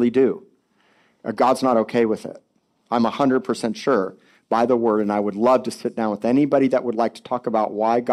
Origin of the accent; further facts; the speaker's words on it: Miami Beach, Florida, United States; I was born in Cedars of Lebanon Hospital in Miami Beach, 1970